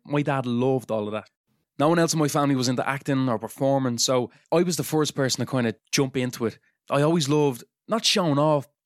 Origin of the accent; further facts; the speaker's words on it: Dublin, Leinster, Ireland; I'm from Dunamede in Dublin